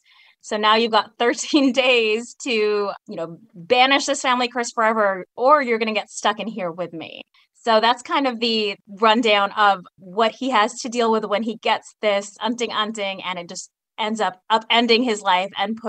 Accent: San Diego, California, United States; being Filipino American means that the Filipino cuisine is definitely just part of what you do.

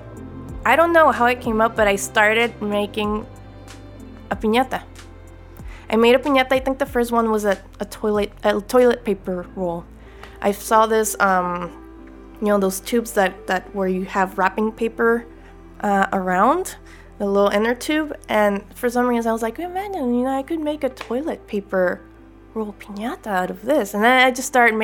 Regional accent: Chula Vista, California, United States; also born or lived in Tijuana, Mexico; growing up in Chula Vista and Tijuana.

